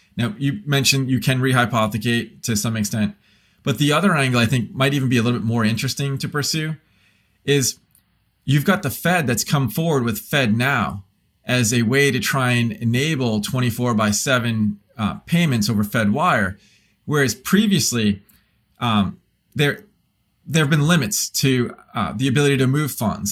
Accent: United States; as an American

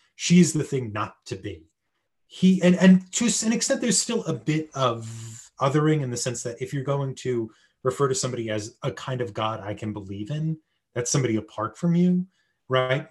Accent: United States; as an American

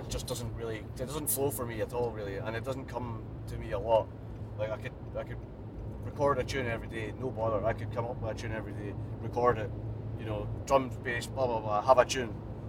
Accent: Milwaukee, Wisconsin, United States; I'm from Milwaukee, but even people that I know from Milwaukee

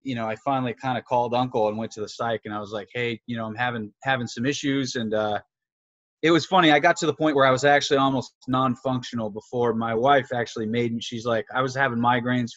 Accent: New Hampshire, United States; I grew up in New Hampshire

